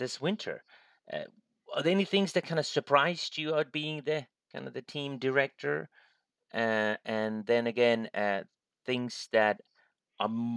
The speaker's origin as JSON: {"language": "English", "country": "Finland", "tie": "born or raised there", "said": "my home country, Finland"}